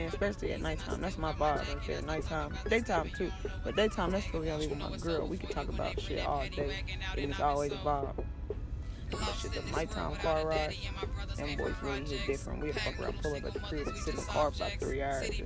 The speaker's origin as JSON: {"language": "English", "region": "Indiana", "country": "United States", "moved": "yes", "lives_now": "Texas, United States", "said": "I'm from Indiana"}